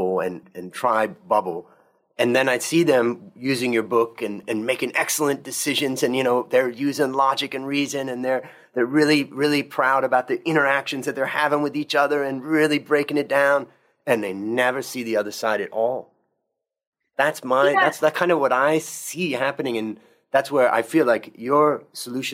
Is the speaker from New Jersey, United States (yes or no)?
no; Delaware, United States; moved away; also born or lived in Connecticut / Ohio; So I grew up in Delaware.